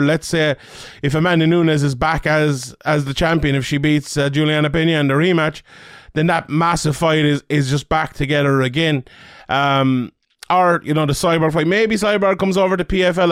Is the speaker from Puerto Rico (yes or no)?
no; Ireland; being an Irish man